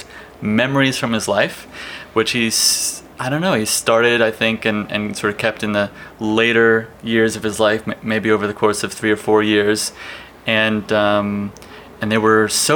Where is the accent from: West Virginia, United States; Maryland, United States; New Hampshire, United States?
Maryland, United States; Towson; moved away; also born or lived in Emeryville/Oakland, California; From the East Coast. From just north of Baltimore, Maryland